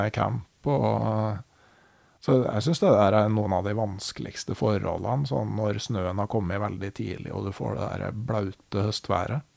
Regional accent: Gausdal, Innlandet, Norway; I hjembygda mi i Gausdal så var det jo helt vilt

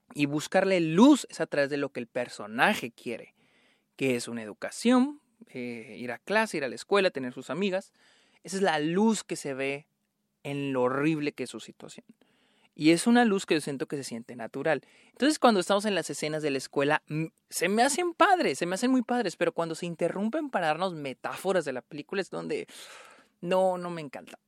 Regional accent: northern Mexico, Mexico; moved away; tristemente es lo que llegaba a mi, a mi ciudad natal

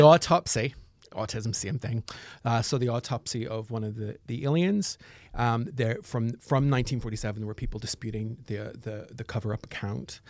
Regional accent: Northern Ireland, United Kingdom; I'm from Northern Ireland.

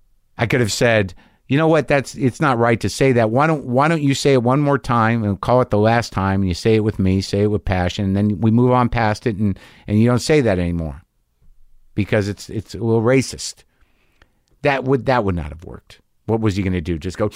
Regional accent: Coeur d'Alene, Idaho, United States; now in Germany; I'm originally from the Spokane area, Coeur d'Alene. It's in Idaho, I believe, right? But live in Germany now.

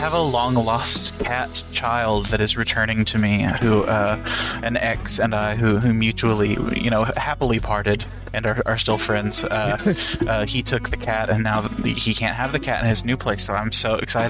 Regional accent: Van Lear, Kentucky, United States; now in Morehead, United States; I'm from Van Leer, Kentucky. I now live in Moorhead, Kentucky

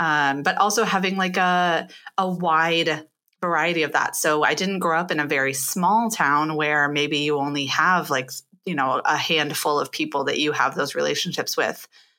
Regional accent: Pittsburgh, Pennsylvania, United States; born there; also born or lived in Michigan / St. Louis; now in Ohio, United States; I was born in Pittsburgh, Pennsylvania, and have been essentially a Midwest.

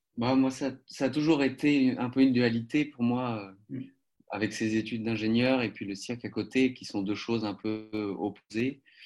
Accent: Paris, Île-de-France, France; moved away as an adult; also born or lived in Poitiers; now in Germany; j'ai grandi euh, à Paris jusqu'à mes 20 ans

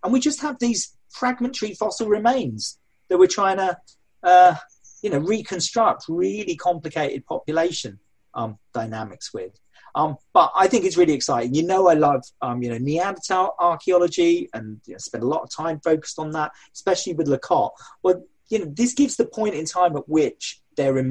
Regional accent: Sussex, South East England, United Kingdom; where I grew up. I was born in Sussex

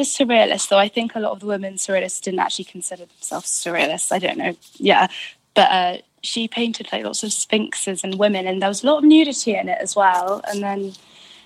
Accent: United Kingdom; being British

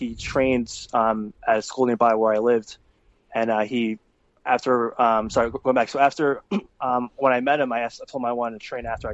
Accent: New York, United States; I was born in New York.

